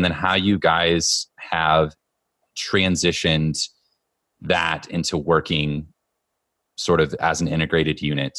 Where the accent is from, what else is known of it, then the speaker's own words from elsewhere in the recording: Southern Indiana, United States; I come from Southern Indiana